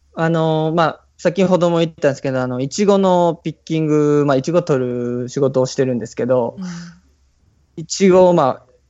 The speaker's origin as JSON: {"language": "Japanese", "town": "Toyonaka", "region": "Osaka", "country": "Japan", "tie": "born or raised there", "said": "大阪の豊中っていうところ"}